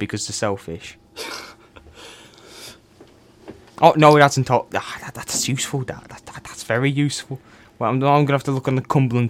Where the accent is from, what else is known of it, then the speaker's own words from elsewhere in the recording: Cork, Munster, Ireland; born there; But anyway, I was born in Cork.